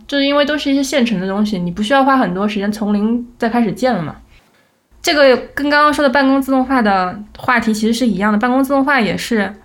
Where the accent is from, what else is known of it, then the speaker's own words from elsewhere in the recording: China; now in United States; 我们中国人